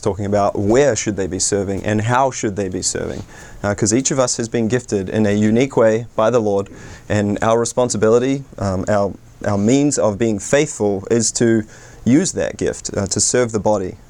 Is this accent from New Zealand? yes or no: yes; New Zealand; moved away as an adult; now in United States; I hail all the way from New Zealand, although to be fair, I've been in the States for coming up 7 years